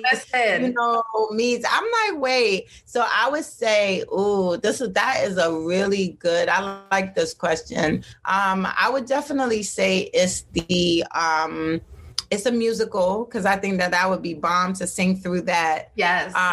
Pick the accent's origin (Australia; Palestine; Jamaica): Jamaica; saltfish. I'm mad Jamaican.